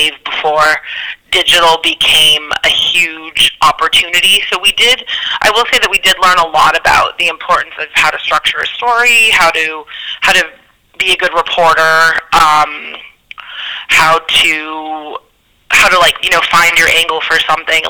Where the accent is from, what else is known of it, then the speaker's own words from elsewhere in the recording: Scranton, Pennsylvania, United States; moved away as an adult; now in New York, United States; I actually grew up in Scranton, Pennsylvania.